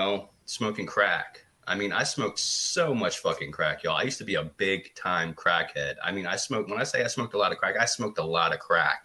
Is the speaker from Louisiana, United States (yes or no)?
no; Lower Delaware, United States; also born or lived in Pottstown, Pennsylvania; I was born in Pottstown, Pennsylvania. I lived in PA till I was 6. Then I moved down to Lower Delaware